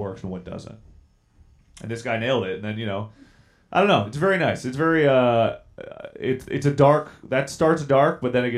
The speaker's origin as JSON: {"language": "English", "country": "United States", "also_born_or_lived": "Scotland", "said": "I'm from America. I'm kind of studying here right now"}